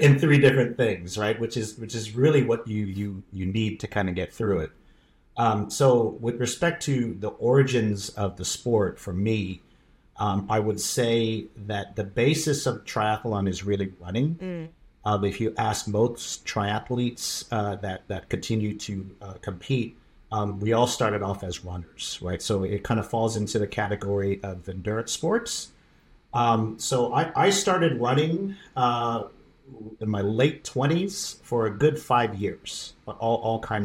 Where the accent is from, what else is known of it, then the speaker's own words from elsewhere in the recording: San Diego, California, United States; also born or lived in Chula Vista, California; now in Maryland, United States; I'm originally from San Diego, grew up in Southern California.